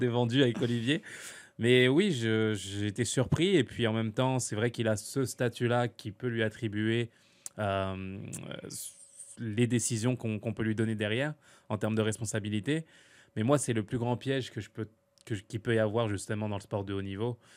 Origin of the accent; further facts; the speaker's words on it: France; chez moi en France